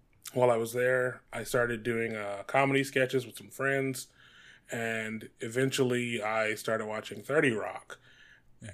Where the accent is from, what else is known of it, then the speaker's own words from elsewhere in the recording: Detroit, Michigan, United States; moved away as an adult; now in Los Angeles, United States; I grew up in Detroit, Michigan.